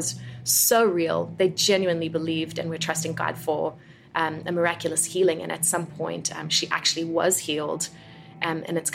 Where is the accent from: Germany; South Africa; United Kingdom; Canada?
South Africa; moved away as an adult; now in United States; I was born and raised in South Africa